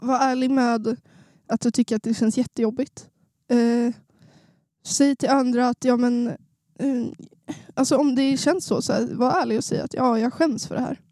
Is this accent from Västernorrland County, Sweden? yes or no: yes; Sundsvall, Västernorrland County, Sweden; Jag är en norrlänning. Det kanske inte hörs på min dialekt, men jag är från Sundsvall